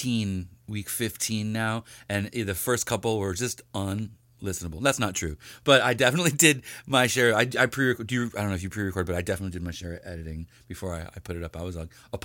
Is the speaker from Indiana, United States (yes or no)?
no; New York, United States; I'm from New York.